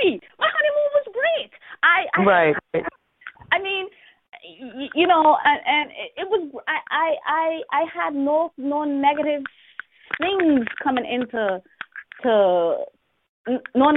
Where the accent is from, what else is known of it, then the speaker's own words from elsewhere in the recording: Bahamas; I grew up in the Bahamas.